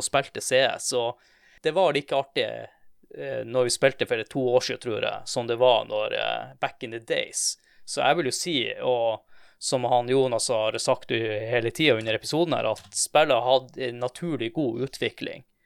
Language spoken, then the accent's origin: Norwegian; Tromsø, Troms, Norway; jeg er fra Tromsø